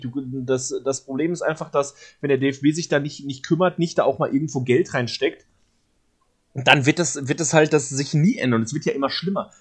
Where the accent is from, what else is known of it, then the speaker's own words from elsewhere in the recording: Cologne, North Rhine-Westphalia, Germany; als Kölner